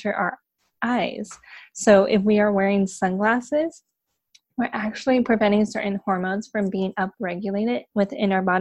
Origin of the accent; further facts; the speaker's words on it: San Diego, California, United States; now in Los Angeles, United States; I am born and raised in San Diego